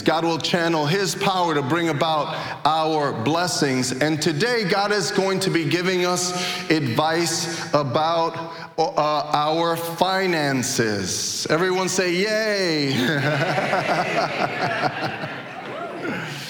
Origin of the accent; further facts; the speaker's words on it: New York City, New York, United States; moved away; So I grew up in Brooklyn